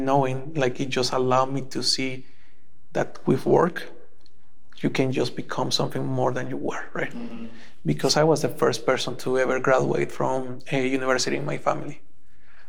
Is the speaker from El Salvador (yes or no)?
yes; El Salvador; moved away as an adult; now in Canada; I was born and raised in El Salvador back in 1985